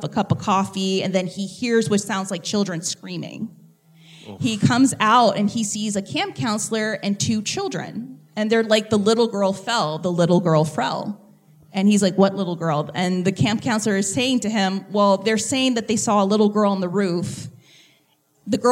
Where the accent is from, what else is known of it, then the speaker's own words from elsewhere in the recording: New Orleans, Louisiana, United States; We are from New Orleans